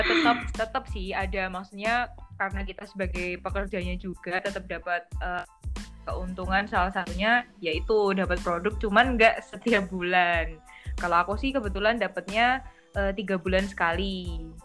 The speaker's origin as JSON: {"language": "Indonesian", "region": "Java", "country": "Indonesia", "accent": "medok (Javanese-accented)", "said": "aku kan medok"}